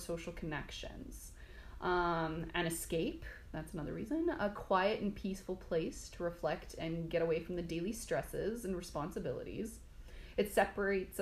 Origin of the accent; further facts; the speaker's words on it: Coleman, Alberta, Canada; I grew up in the Crow's Nest Pass in Coleman